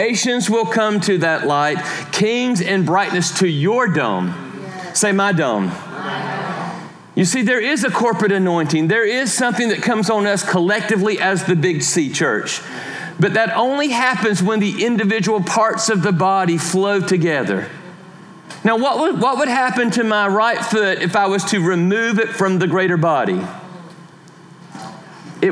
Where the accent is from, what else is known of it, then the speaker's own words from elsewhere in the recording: Georgia, United States; I am from Georgia